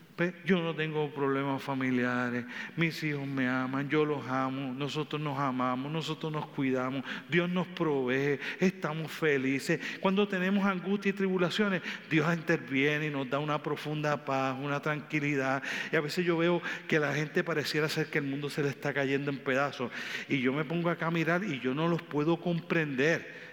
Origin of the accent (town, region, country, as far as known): Puerto Rico